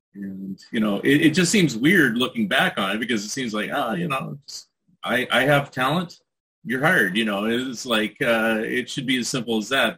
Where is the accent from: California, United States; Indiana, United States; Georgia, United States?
California, United States; I grew up in California, where it was pretty rural growing up, and then later on is Silicon Valley